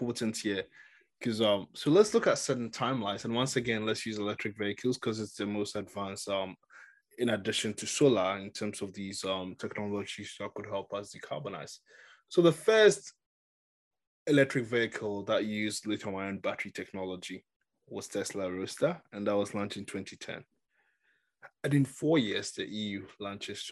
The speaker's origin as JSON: {"language": "English", "country": "Ghana", "said": "I come from Ghana"}